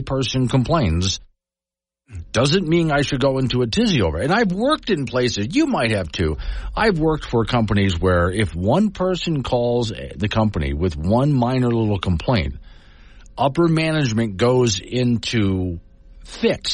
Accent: Sanibel, Florida, United States; my hometown of Sanibel Island, Florida

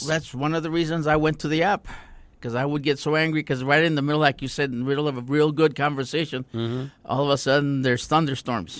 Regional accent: Socorro, Texas, United States; also born or lived in Alamogordo / Santa Teresa; I was born and raised in Socorro. Went to Socorro High School

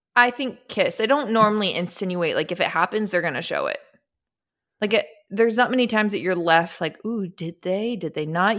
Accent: Austin, Texas, United States; growing up in Austin, Texas

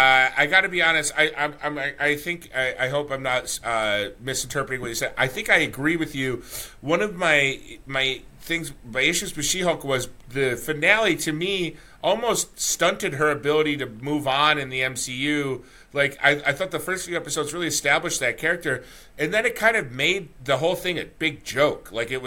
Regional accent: United States; also born or lived in Simi Valley, California; now in New York, United States; I grew up near the Canadian border

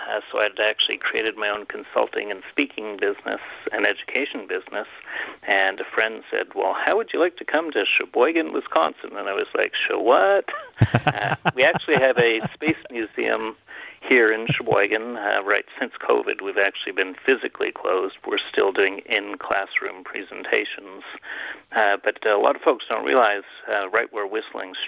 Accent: Canada; moved away; I'm originally from Canada

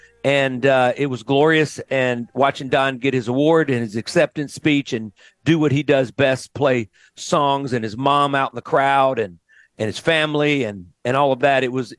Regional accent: Mississippi, United States; we're both from Mississippi

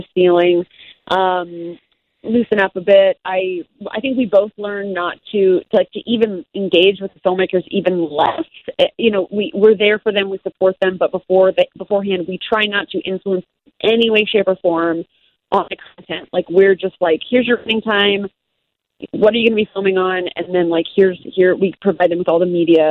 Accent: Midwest, United States; now in Chicago, United States; I'm a Midwesterner.

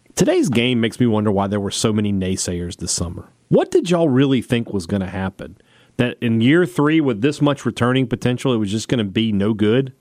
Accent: United States; I'm an American citizen.

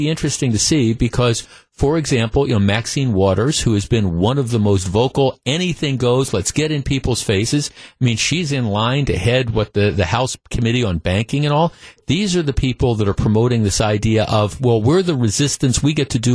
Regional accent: Glendale, Wisconsin, United States; also born or lived in East Coast; I grew up in Glendale, Wisconsin, a couple blocks from Nicolet High School. My parents moved here from the East Coast when I was about 9 years old

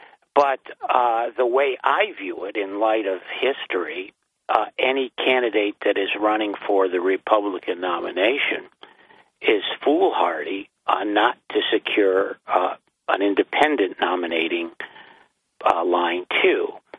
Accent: Binghamton, New York, United States; I'm from Binghamton.

